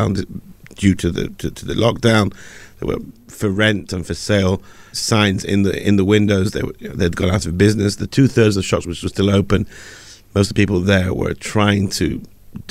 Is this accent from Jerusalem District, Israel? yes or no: yes; Jerusalem, Jerusalem District, Israel; in the biggest Likud stronghold of them all, my hometown, Jerusalem